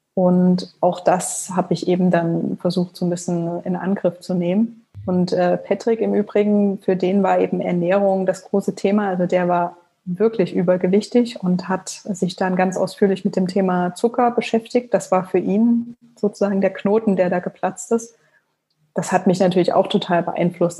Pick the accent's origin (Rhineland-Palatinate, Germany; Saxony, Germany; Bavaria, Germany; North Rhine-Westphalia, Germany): Saxony, Germany; Leipzig; also born or lived in Frankfurt (Oder); ich komme aus Leipzig gebürtig und ähm, ja, habe hier Abi gemacht